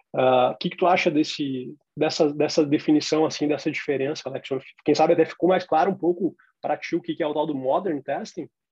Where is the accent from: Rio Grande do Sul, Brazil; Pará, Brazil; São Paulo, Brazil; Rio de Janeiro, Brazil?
Rio Grande do Sul, Brazil; Porto Alegre; em Porto Alegre, na minha cidade natal